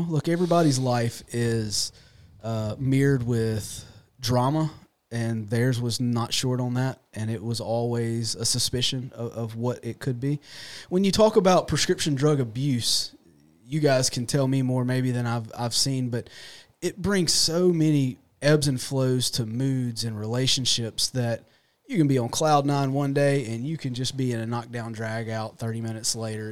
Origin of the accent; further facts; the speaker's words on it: Raymond, United States; I'm born and raised here local. Um, I grew up in Raymond